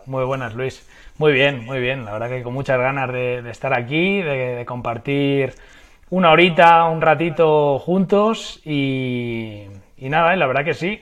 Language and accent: Spanish; Madrid, Community of Madrid, Spain; moved away; soy de Madrid, vivo actualmente en Madrid, aunque es verdad que he pasado muchos años de mi vida en diferentes ciudades y, países